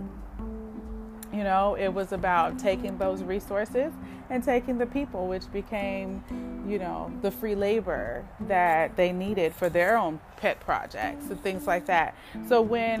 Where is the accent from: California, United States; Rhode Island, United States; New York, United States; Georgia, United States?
California, United States; Oakland; me growing up in Oakland